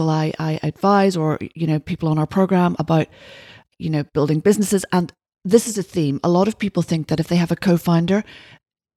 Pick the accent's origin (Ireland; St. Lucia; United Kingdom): Ireland; being Irish